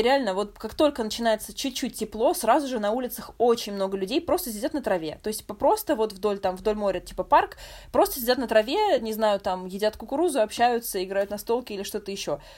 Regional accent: Moscow, Russia; moved away as an adult; я из Москвы

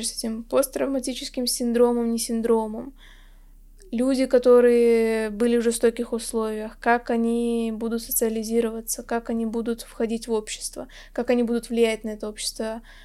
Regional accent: Chita, Zabaykalsky Krai, Russia; я как раз из Читы, что вот в Забайкальском крае

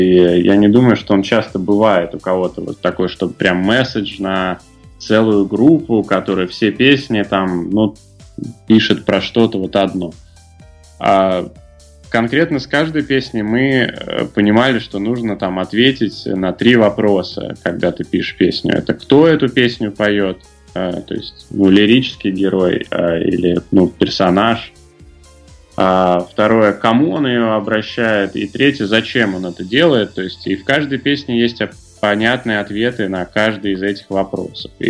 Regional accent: Tambov, Tambov Oblast, Russia; moved away; А, я сам не из Москвы, и, в принципе, из маленького города тоже, я не думаю, сильно он отличается от э, белорусских городов, я из Тамбова. Я очень хотел уехать все детство.

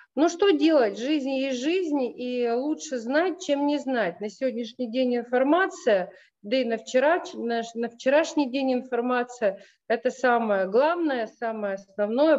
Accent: Russia; родом из России

